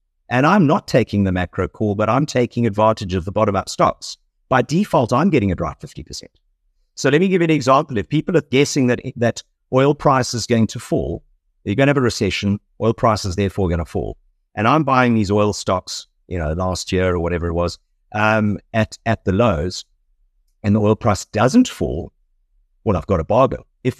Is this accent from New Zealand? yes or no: no; South Africa; moved away; so very much South African